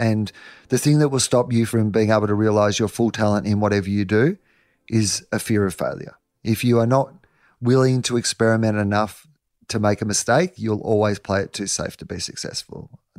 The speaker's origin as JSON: {"language": "English", "town": "Denison", "country": "Australia", "said": "I'm from Anderson's Road, Denison. My dad's a dairy farmer. There's 250 people where I'm from, you know."}